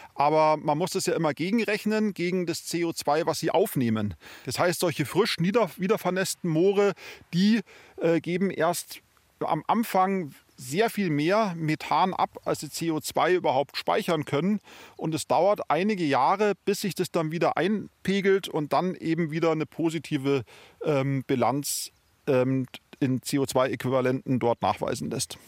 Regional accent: Bavaria, Germany; bei uns in Bayern

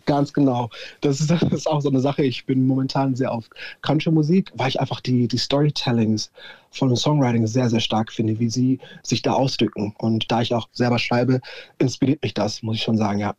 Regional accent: Nuremberg, Bavaria, Germany; Ich bin ein waschechter Franke komplett Nürnberg auch gewachsen und geworden

